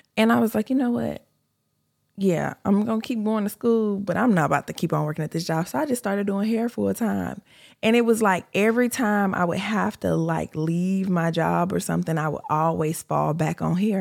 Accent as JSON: {"language": "English", "region": "California", "country": "United States", "moved": "as an adult", "said": "I'm from California. I'm originally from California"}